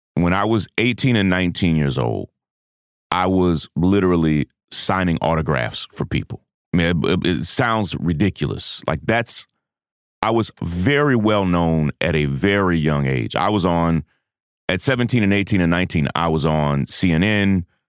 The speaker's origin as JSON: {"language": "English", "country": "United States", "said": "as an American"}